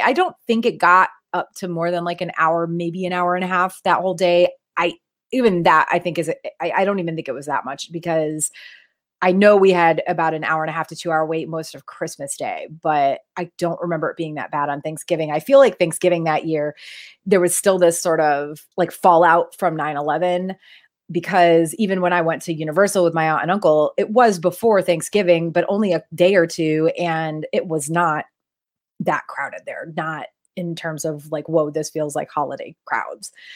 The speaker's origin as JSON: {"language": "English", "region": "New England", "country": "United States", "also_born_or_lived": "Florida / South Carolina", "moved": "as an adult", "said": "we're both from New England"}